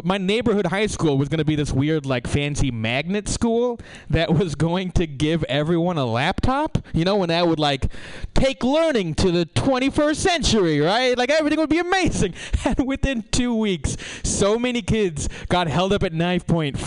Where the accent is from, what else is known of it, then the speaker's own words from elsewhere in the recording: San Jose, California, United States; I grew up in Eastside San Jose